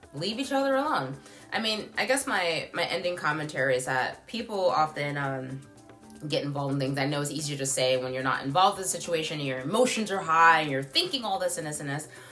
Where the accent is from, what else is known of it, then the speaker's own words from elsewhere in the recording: New York City, New York, United States; I grew up in New York City